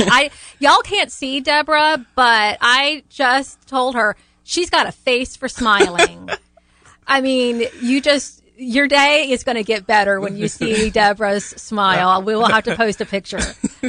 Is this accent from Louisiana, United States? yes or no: yes; New Orleans, Louisiana, United States; now in Tallahassee, United States; We're both from the New Orleans area.